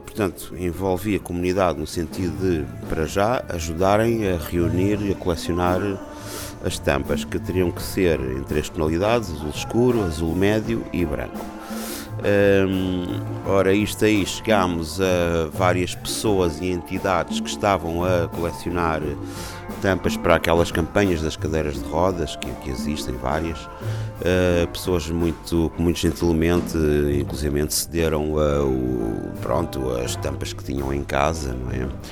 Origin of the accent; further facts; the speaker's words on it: Cape Verde; also born or lived in Angola; now in Lisbon, Portugal; Nasci em Angola, mas fui para Cabo-Verdianos, cresci em Cabo Verde, também estudei em Lisboa